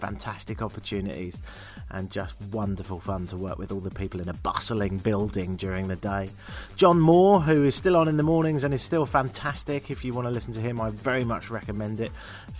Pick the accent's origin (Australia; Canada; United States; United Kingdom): Canada; And goodbye to Toronto. I'm Canadian. I'll be back to visit.